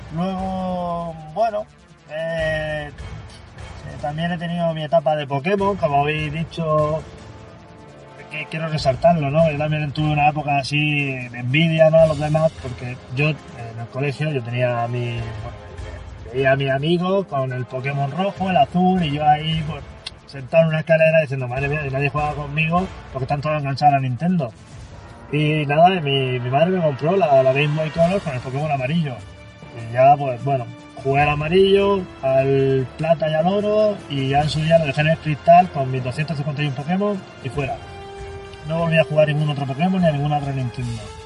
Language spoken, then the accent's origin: Spanish; Cartagena, Region of Murcia, Spain; Yo soy de Cartagena también, vivo en la zona de Barrio Peral